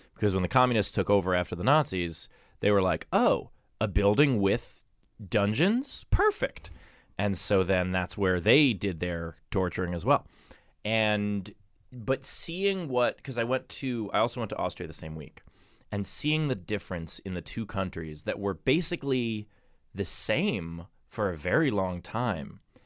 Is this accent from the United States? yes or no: yes; New York, United States; As a New Yorker